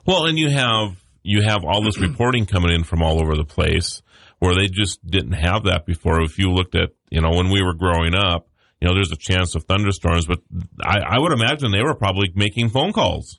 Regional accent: Mandan, North Dakota, United States; I'm from Mandan, North Dakota

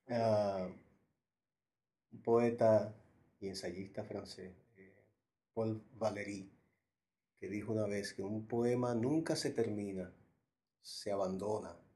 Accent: Santo Domingo, Distrito Nacional, Dominican Republic; also born or lived in Puerto Rico; now in New York, United States; yo me fui desplazando, primero de Santo Domingo a Puerto Rico, donde viví casi un año, luego de Puerto Rico a Nueva York. Y es en Nueva York donde creo que se termina de, escribir

